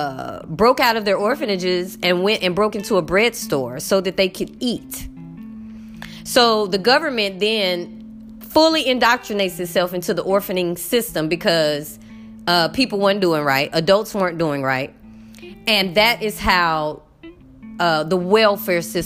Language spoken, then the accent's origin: English; United States; moved away; I'm American